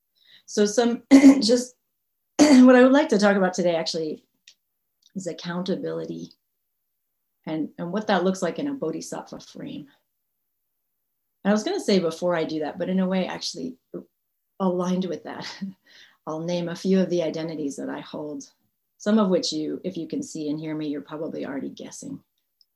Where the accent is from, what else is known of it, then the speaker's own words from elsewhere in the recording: Massachusetts, United States; moved away as an adult; also born or lived in Northern California; I grew up in Massachusetts, so I'm from New England, and that shapes me quite a bit